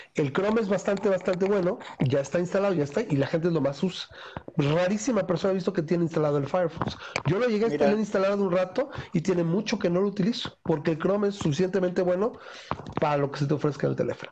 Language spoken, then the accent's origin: Spanish; Mexico; nosotros como mexicanos